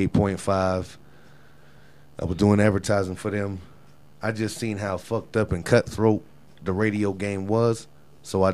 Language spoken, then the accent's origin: English; Florida, United States; now in Colorado, United States; I'm from Florida.